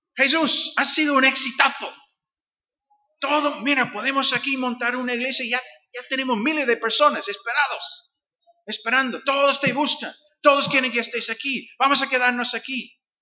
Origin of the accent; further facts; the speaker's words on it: Northern Ireland, United Kingdom; Spanish is a second language; now in Algeciras, Spain; soy de Irlanda del Norte, como dijo Rubén, eh, aunque mis raíces son, son escoceses, porque mi padre es escocés, mi madre es inglesa